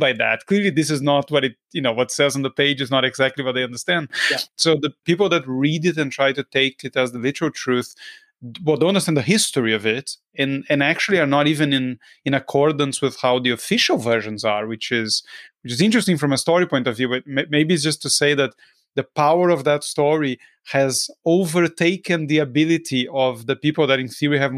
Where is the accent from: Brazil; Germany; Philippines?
Brazil; I'm from Brazil